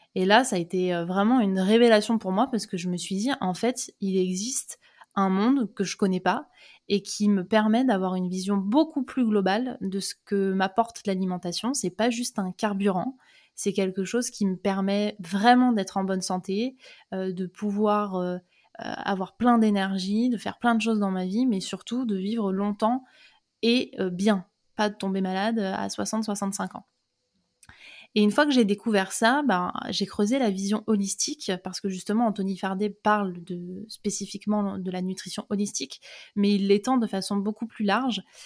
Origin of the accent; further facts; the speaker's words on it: Seine-et-Marne, Île-de-France, France; moved away as an adult; je suis née en Seine-et-Marne. J'ai fait 18 ans de ma vie là-bas.